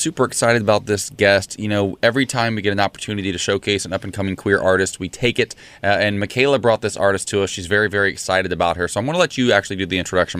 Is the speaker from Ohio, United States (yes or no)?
yes; Ohio, United States; my home state of Ohio